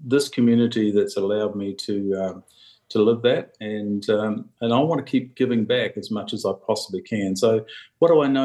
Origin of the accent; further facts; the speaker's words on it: Mataura, Southland, New Zealand; growing up in Matera